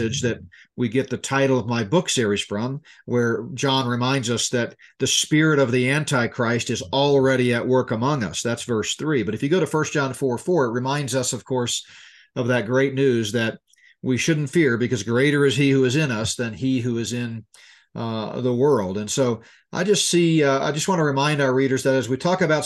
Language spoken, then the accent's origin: English; Colorado, United States; my home state of Colorado